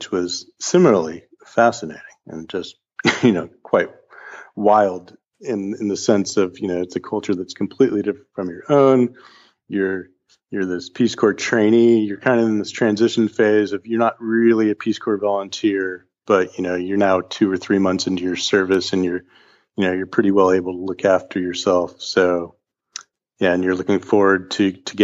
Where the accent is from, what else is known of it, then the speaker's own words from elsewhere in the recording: Atherton, California, United States; growing up in Atherton, California